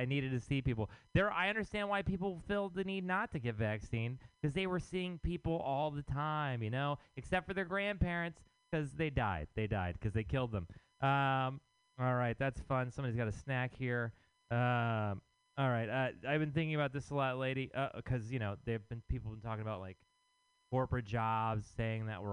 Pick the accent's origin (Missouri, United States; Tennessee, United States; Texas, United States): Texas, United States; now in San Francisco, United States; I am from Texas